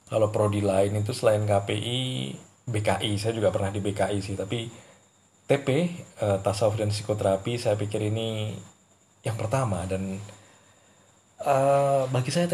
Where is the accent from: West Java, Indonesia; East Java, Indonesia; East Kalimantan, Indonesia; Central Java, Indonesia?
East Java, Indonesia; Ponorogo; born there; Saya kelahiran Ponorogo 20 Maret 1990.